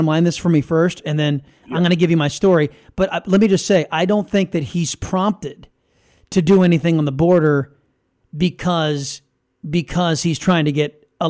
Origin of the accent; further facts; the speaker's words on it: United States; I'm an American. I don't want to go to Washington.